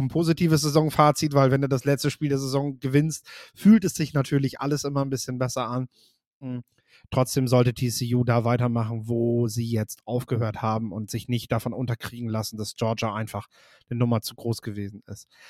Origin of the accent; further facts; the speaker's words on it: the North, Northern Germany, Germany; bei uns im Norden